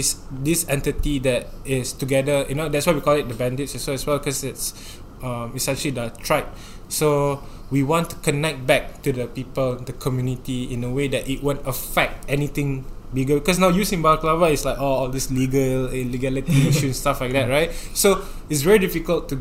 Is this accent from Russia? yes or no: no; Singapore; the life in Singapore, like as a Singaporean youth